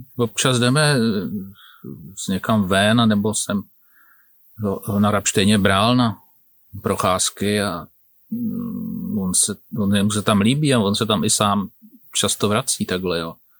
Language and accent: Czech; Prague, Czechia; also born or lived in Plzeň Region; jako Pražák, 15-letý chlapec, jsem jezdil na chalupu